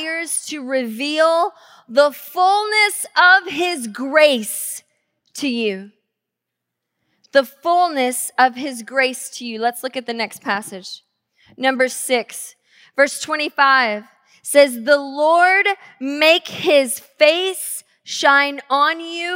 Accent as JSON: {"language": "English", "region": "the South", "country": "United States", "tie": "born or raised there", "moved": "yes", "lives_now": "Tacoma, United States", "said": "growing up in the South"}